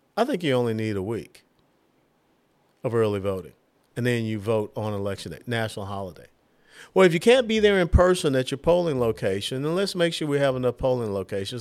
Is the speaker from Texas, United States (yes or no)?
no; Georgia, United States; moved away; also born or lived in Tennessee; I was born and raised in Georgia